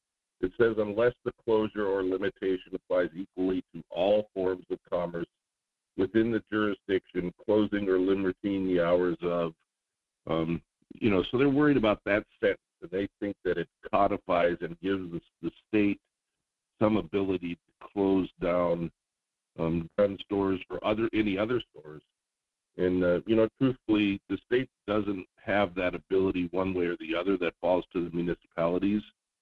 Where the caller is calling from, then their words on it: Juneau, Alaska, United States; calling from Juneau.